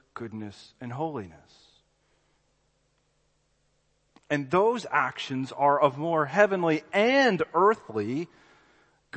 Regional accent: Birmingham, Alabama, United States; I'm from Birmingham, Alabama

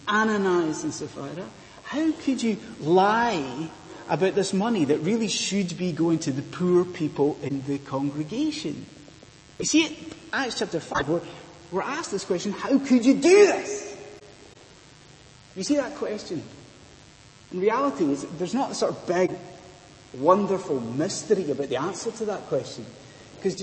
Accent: Inverness, Scotland, United Kingdom; where I grew up in Inverness in Scotland

